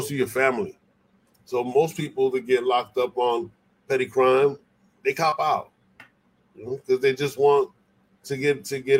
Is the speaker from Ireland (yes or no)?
no; Puerto Rico; I'm from Puerto Rico. We, we, you know, Puerto Rico and DC, they commonwealths.